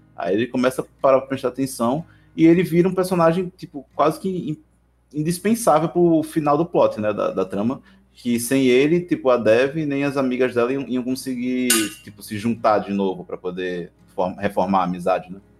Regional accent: Northeast Region, Brazil; eu sou brasileiro, sou nordestino

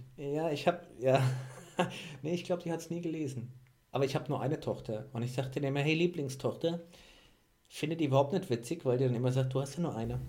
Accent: Mainz, Rhineland-Palatinate, Germany; komme aus Mainz. Habt ihr bestimmt schon an, an meinem Dialekt erkannt

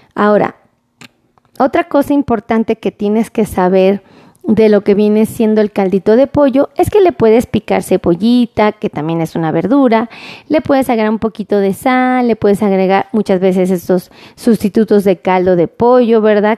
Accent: Mexico; como los mexicanos acostumbramos a hacer

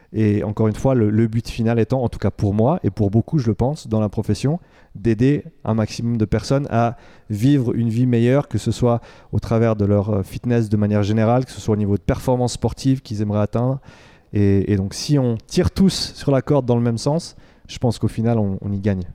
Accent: Romandy, Switzerland; moved away as an adult; also born or lived in Vancouver, Canada; j'ai grandi ici euh, en Suisse.

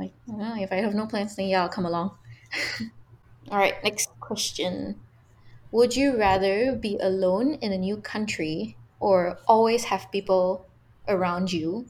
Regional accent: Malaysia; my love for being Malaysian.

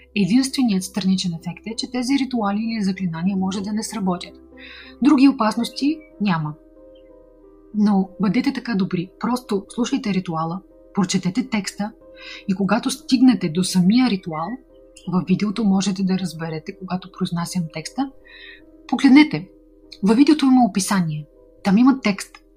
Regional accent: Bulgaria; от България, създател и администратор на официалният канал на Ведма Инга Хосроева за България

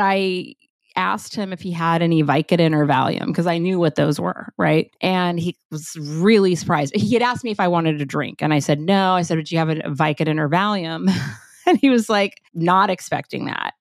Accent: Los Angeles, California, United States; I was born in Los Angeles, grew up there

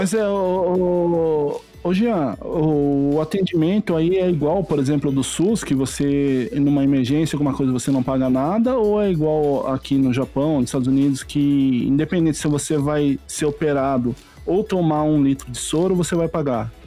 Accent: Jacareí, São Paulo, Brazil; moved away as an adult; Jacareí, que é a minha cidade natal, onde meus pais moravam

